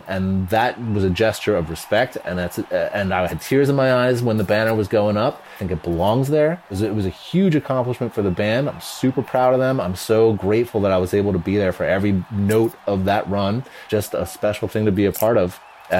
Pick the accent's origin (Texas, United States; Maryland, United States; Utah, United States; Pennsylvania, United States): Pennsylvania, United States; Philadelphia; moved away; also born or lived in New York; I lived in New York for a long time. I'm from Philadelphia.